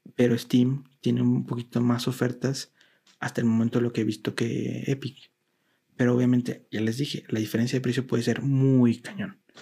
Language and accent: Spanish; Mexico; a mí como mexicano